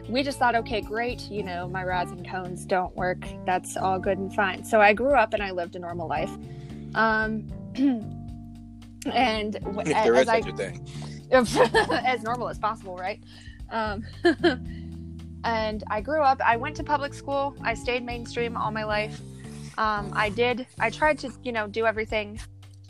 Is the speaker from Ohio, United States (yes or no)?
yes; Ohio, United States; I'm from Ohio.